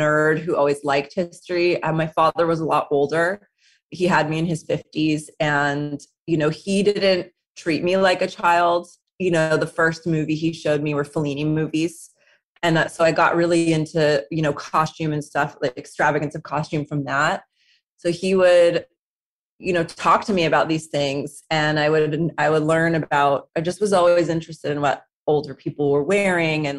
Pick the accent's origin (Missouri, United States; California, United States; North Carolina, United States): California, United States; Southern; growing up in Southern California